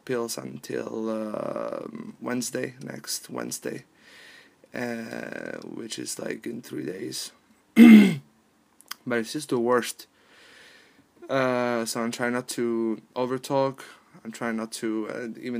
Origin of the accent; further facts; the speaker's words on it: Palermo, Sicily, Italy; moved away; from Palermo, from my hometown